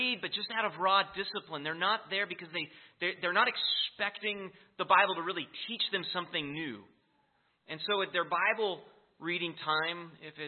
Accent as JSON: {"language": "English", "country": "United States", "said": "being an American"}